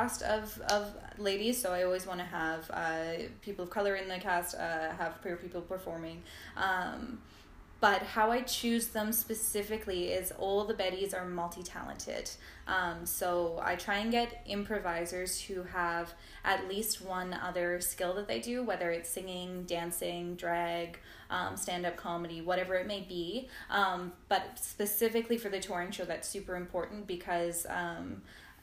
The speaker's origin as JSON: {"language": "English", "town": "Ladner", "region": "British Columbia", "country": "Canada", "tie": "born or raised there", "said": "I grew up in Ladner, which is a small town"}